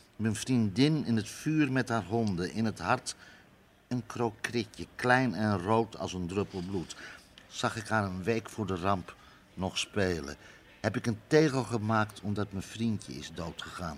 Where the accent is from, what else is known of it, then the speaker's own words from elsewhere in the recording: Amsterdam, North Holland, Netherlands; Ik kom zelf uit Amsterdam-West, maar dan ben ik echt geboren